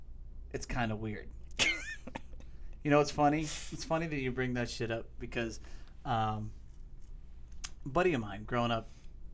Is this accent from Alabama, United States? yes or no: no; South Florida, United States; moved away; I'm from South Florida most of my life.